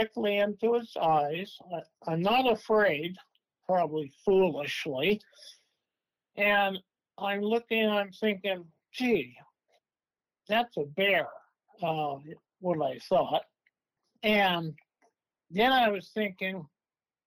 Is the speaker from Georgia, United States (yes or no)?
no; Klamath Falls, Oregon, United States; also born or lived in Medford, Oregon; now in Coos Bay, United States; I was born in Klamath Falls, Oregon.